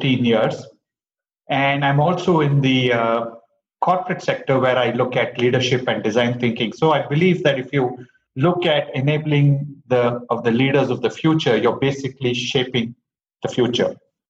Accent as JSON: {"language": "English", "town": "Bangalore", "region": "Karnataka", "country": "India", "tie": "born or raised there", "said": "I grew up in Bangalore"}